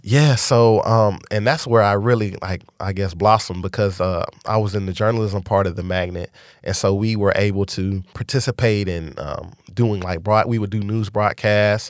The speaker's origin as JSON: {"language": "English", "town": "Dallas", "region": "Texas", "country": "United States", "tie": "born or raised there", "also_born_or_lived": "San Antonio"}